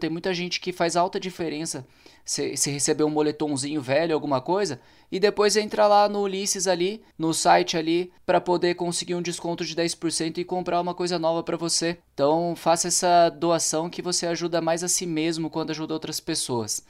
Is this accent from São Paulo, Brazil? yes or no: yes; interior of São Paulo, Brazil; moved away as an adult; Eu sou paulista, né, cara? na verdade do interior de São Paulo, e tô aqui fazem 10 anos.